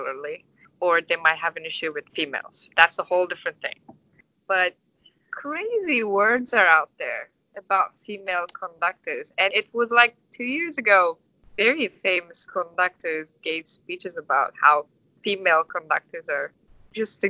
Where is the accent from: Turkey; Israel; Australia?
Turkey; Istanbul; English is a second language; also born or lived in New York; now in United States; I'm from Istanbul, so what I can say is I'm from a bigger city